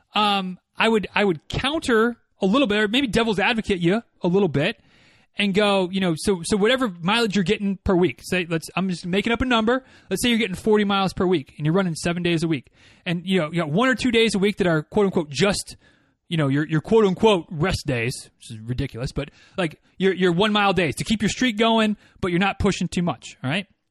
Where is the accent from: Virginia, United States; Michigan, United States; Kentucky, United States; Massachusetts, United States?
Michigan, United States; moved away as an adult; now in Florida, United States; growing up in Michigan